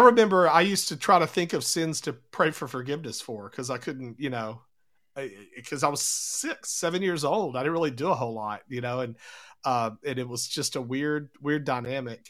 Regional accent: United States

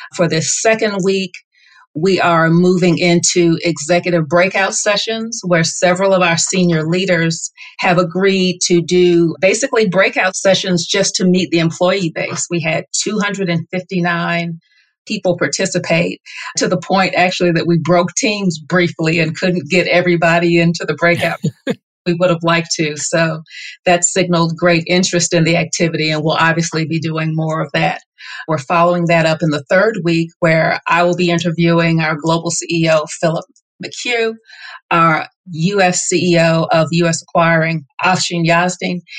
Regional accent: the South, United States; I am born and raised in the South

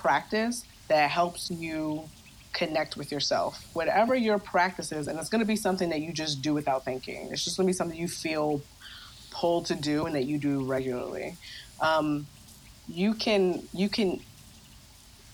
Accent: Baltimore, Maryland, United States; moved away; also born or lived in West Coast; I'm from Baltimore

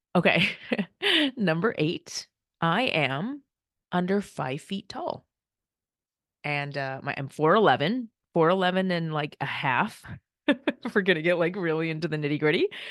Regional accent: United States; first language Korean; English is a second language; I'm the first child in my family. to be born in the U S

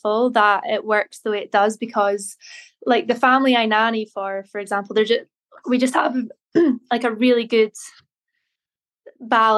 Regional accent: Inverness, Scotland, United Kingdom; moved away as an adult; now in Glasgow, United Kingdom; I am originally from Inverness, and I grew up there, went to school there

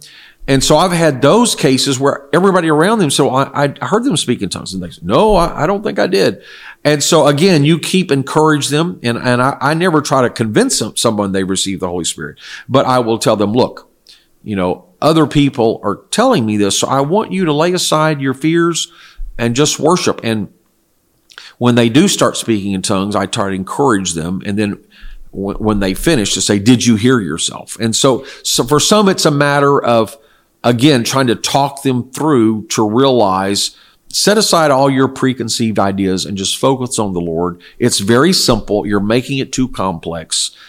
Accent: South Korea; English is a second language; I was raised in Korea where my parents were missionaries, and this is what they taught.

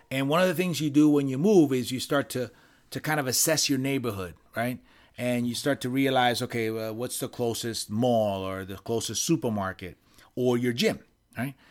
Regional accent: Puerto Rico; moved away; I was born in Puerto Rico. I spent years living in Puerto Rico

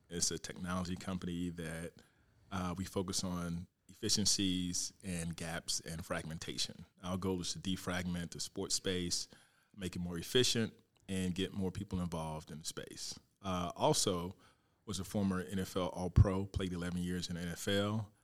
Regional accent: Fort Pierce, Florida, United States; moved away as an adult; I'm from Fort Pierce, uh, Florida. So it all started in Little League in Fort Pierce. Um, from Little League to high school to Fort Pierce Westwood High School, go Panthers.

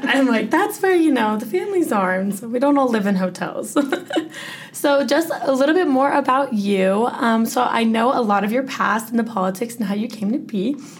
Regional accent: Henderson, Nevada, United States; I'm from Vegas

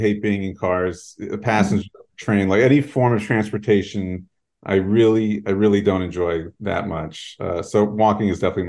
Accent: New York City, New York, United States; also born or lived in Chicago; So I'm in New York City. I'm in Manhattan, like downtown area. I'm originally from like Union Square. I grew up in New York. So I am like definitely a New Yorker type. Like I can't function outside of a city environment.

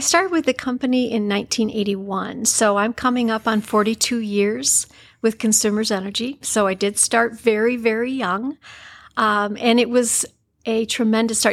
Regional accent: Jonesville, Michigan, United States; I grew up in Jonesville and had a wonderful life

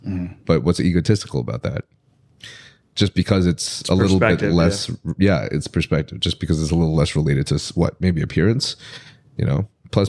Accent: Philippines; which is really cool because I'm Filipino.

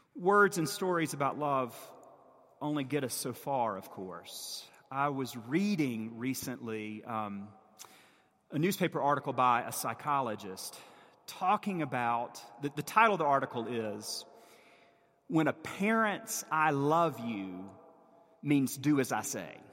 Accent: the American South, United States; As a Southerner and a child of the Bible Belt

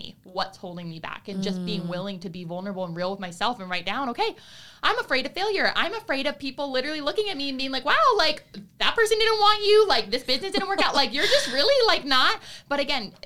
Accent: Broward County, Florida, United States; I was raised in Broward County.

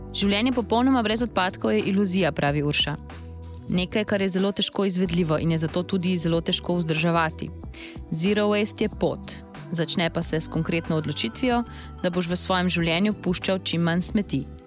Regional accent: Slovenia; smo Slovenci

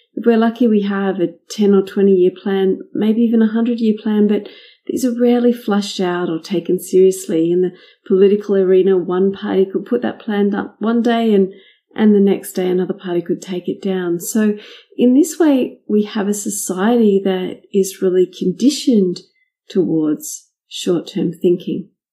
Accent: Australia; my home country in Australia

